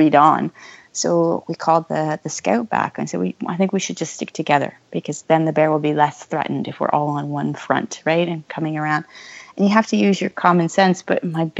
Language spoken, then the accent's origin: English; London, Ontario, Canada; We have a race here close to my hometown, London, Ontario